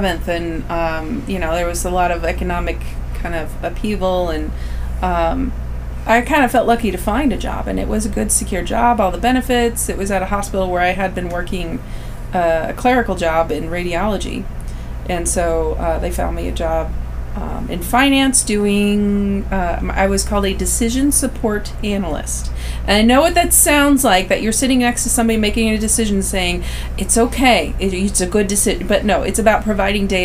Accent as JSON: {"language": "English", "town": "St. Charles", "region": "Missouri", "country": "United States", "tie": "born or raised there", "said": "I grew up in the St. Louis area, St. Louis, Missouri, to specifically St. Charles, Missouri."}